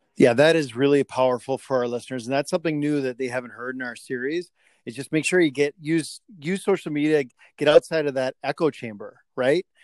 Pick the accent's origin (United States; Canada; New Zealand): Canada; being a Canadian